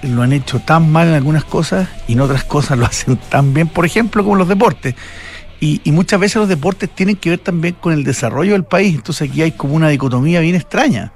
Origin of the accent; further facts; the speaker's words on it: Chile; yo como chileno